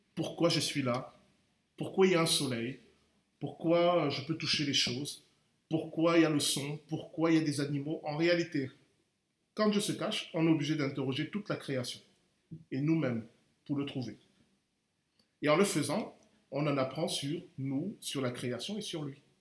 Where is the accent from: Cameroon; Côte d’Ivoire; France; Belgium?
Cameroon; je suis camerounais